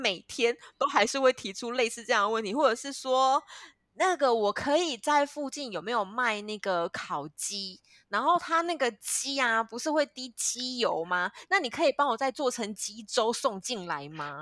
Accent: Kaohsiung, Taiwan; now in Ho Chi Minh City, Vietnam; 因为我是高雄人

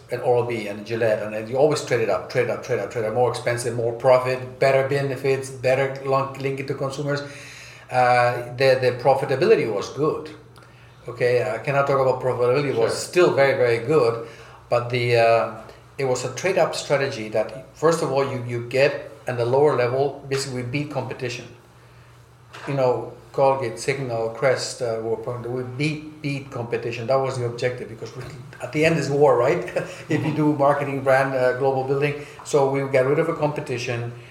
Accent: Bolivia; also born or lived in United States / Germany; I grew up in South America and Bolivia, uh, and the U.S. and then in Germany my most of my life.

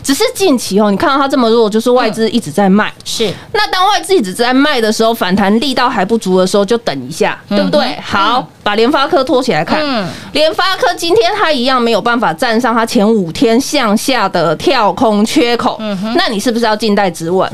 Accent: Taiwan; 我们台湾人对疫情的小心程度，应该是全球数一数二的哦。

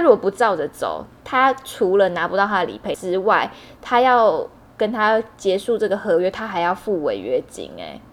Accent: Hualien, Hualien County, Taiwan; 因为我是花莲人，所以在花莲车票也是一票难求。在我小时候的那个花莲

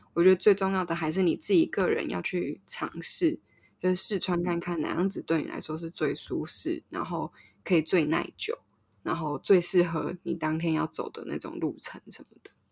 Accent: Taipei, Taiwan; 我们都是在全山长大的

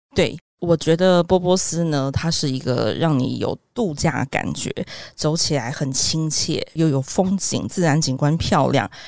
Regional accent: Taiwan; 我们在台湾都有身份证字号

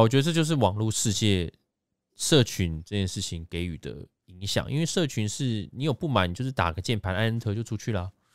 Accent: Taiwan; 我们台湾这边

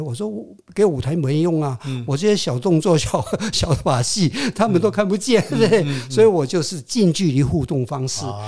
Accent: Hong Kong; first language Hokkien; Chinese is a second language; moved away; also born or lived in Quanzhou, Fujian, China; 我到了香港，我讲广东话。是。啊，我的同学都是广东人

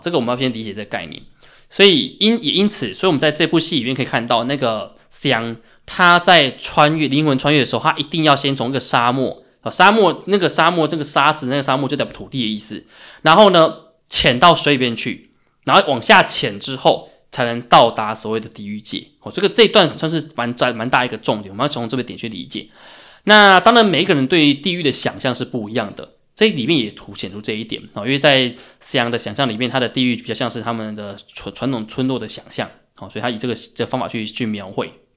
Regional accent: Taiwan; 作为台湾人，可能我们大家对这个COVID nineteen 其实感觉不深

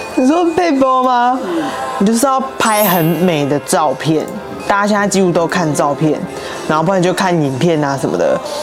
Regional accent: Taichung, Taiwan; now in Taipei, Taiwan; 我又之前在台中，因为我是台中人

